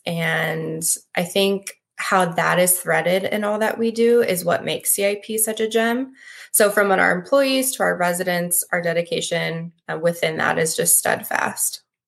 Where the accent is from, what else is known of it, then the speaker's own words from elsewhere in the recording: Midwest, United States; also born or lived in Lincoln, Nebraska; I'm born and raised in the Midwest